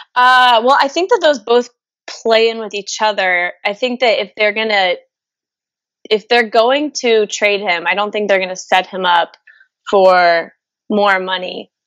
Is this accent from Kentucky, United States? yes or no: yes; Louisville, Kentucky, United States; moved away; I'm from Louisville, Kentucky.